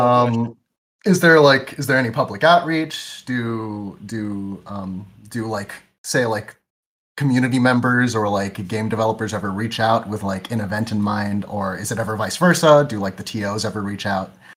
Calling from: New Jersey, United States; calling in from New Jersey.

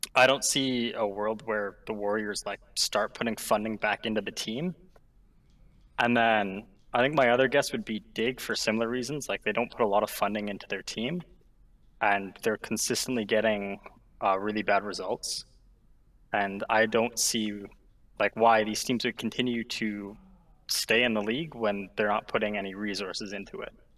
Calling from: Ontario, Canada; I am calling from Ontario, Canada

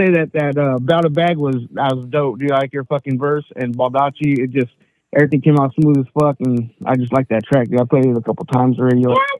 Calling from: California, United States; I'm over here from Central California.

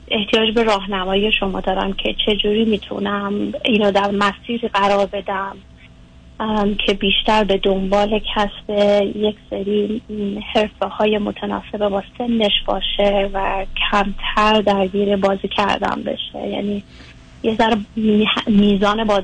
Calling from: United States; از امریکا هستم

